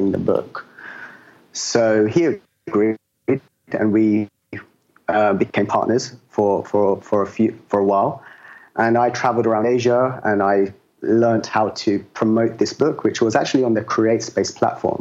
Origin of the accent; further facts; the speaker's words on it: London, United Kingdom; moved away as an adult; I'm from London. I've been living as a digital nomad for the last 5 years now